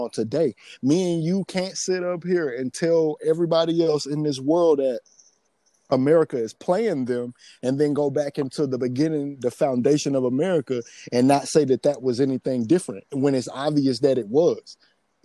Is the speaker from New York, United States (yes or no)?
no; Atlanta, Georgia, United States